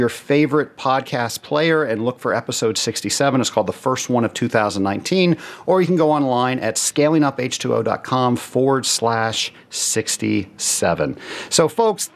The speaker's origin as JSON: {"language": "English", "town": "Atlanta", "region": "Georgia", "country": "United States", "tie": "born or raised there", "said": "Atlanta, my hometown"}